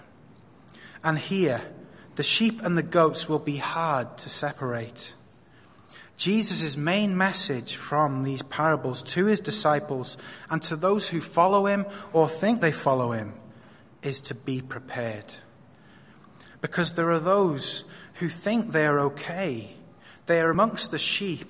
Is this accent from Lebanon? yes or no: no; Wales, United Kingdom; now in Hong Kong; I come from Wales